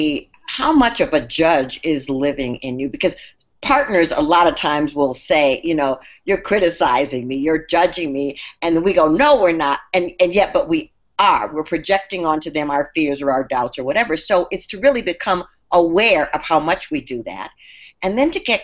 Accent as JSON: {"language": "English", "region": "Minnesota", "country": "United States", "tie": "born or raised there", "said": "I grew up in Minnesota"}